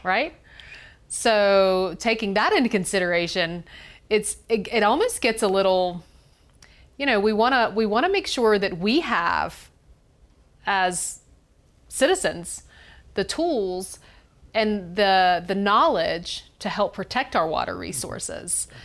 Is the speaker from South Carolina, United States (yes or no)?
yes; Greenville, South Carolina, United States; I'm from Greenville, South Carolina